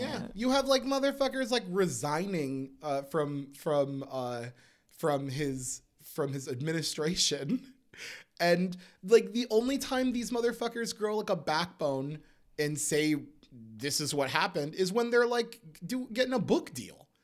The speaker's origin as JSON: {"language": "English", "country": "United States", "said": "we as an American people"}